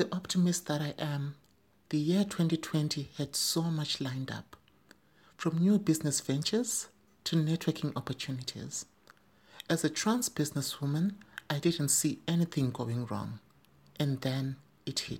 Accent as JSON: {"language": "English", "country": "Zimbabwe", "said": "in my home country, Zimbabwe"}